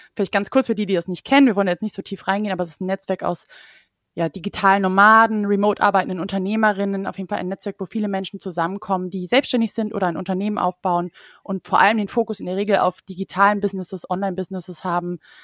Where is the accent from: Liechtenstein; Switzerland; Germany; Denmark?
Germany; Düsseldorf, North Rhine-Westphalia; moved away as an adult; now in Cologne, Germany; Ich bin ja Düsseldorferin